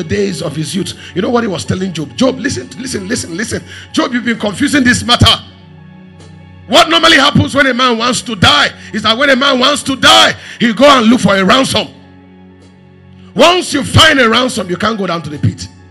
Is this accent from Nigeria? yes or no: yes; Makurdi, Benue, Nigeria; moved away; I grew up in Makurdi. I spent 30 years in Makurdi.